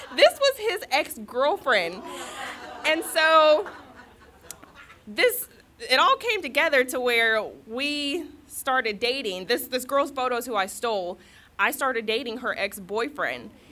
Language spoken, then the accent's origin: English; California, United States; moved away; I was living in California at the time. I'm from California.